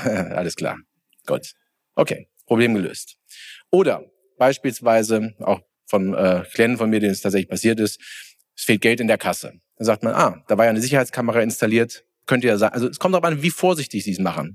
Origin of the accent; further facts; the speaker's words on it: Bensheim, Hesse, Germany; ich komme aus Hessen, Südhessen, Bensheim.